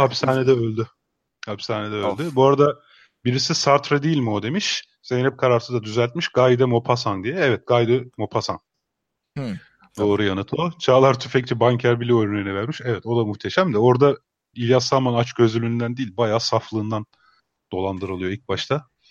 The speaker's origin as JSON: {"language": "Turkish", "town": "Emirdağ", "region": "Afyonkarahisar", "country": "Turkey", "said": "ben o zaman Afyon Emirdağlıyım dedim."}